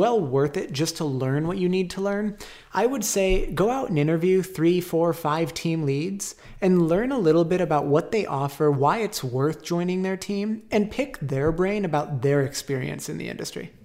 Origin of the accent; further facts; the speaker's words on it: Phoenix, Arizona, United States; I grew up here in Phoenix. Grew up in Awatuki kinda my whole life